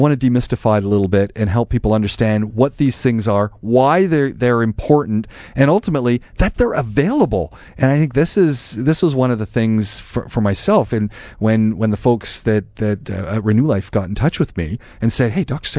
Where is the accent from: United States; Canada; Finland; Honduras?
Canada; now in Dubai, United Arab Emirates; that's where we're both from. We're both from Canada